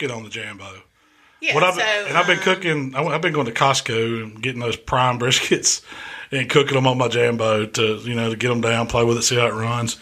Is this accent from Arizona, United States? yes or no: no; Mississippi, United States; we're from Mississippi